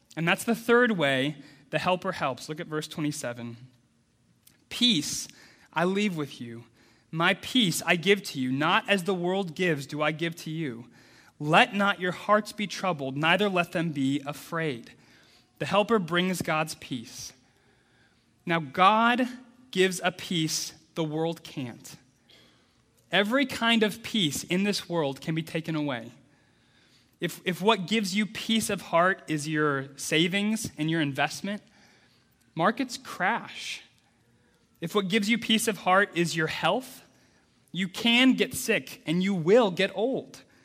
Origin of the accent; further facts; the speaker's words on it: Midwest United States, United States; I grew up in the Midwest United States